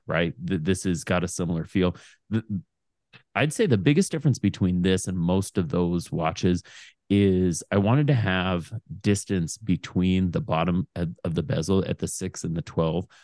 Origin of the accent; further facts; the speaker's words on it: Portland, Oregon, United States; I grew up on Foster Road in Portland.